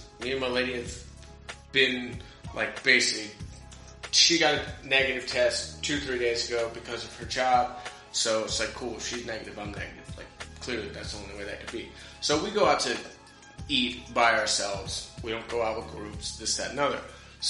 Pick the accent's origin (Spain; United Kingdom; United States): United States; I'm American.